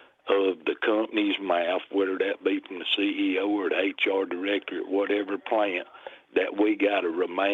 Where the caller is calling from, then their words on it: Decatur, Alabama, United States; I'm calling from Decatur